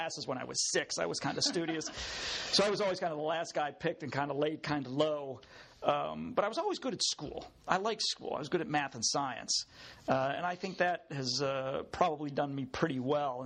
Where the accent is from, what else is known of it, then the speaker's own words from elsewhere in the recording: Pittsburgh, Pennsylvania, United States; moved away as an adult; also born or lived in O'Hara Township, Pennsylvania; I'm a burger. I grew up in Point Breeze.